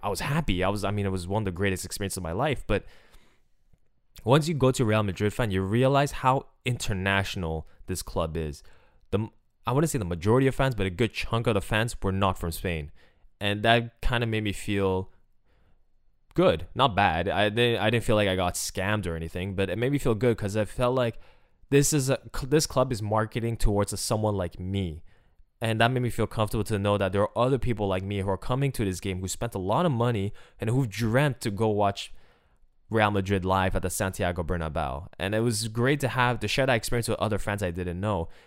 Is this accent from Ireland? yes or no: no; Montreal, Quebec, Canada; I'm from Montreal. I grew up watching the Canadiens